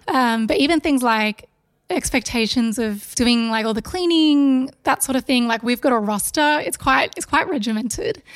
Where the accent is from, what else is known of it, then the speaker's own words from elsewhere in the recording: Melbourne, Victoria, Australia; from Melbourne, born and bred